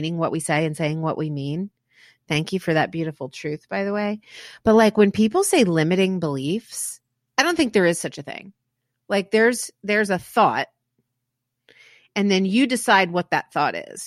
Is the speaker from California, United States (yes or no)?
no; Manassas, Virginia, United States; I was born in Manassas